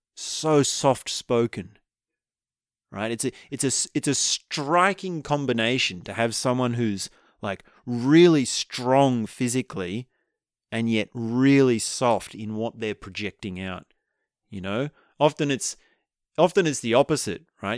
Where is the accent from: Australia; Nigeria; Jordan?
Australia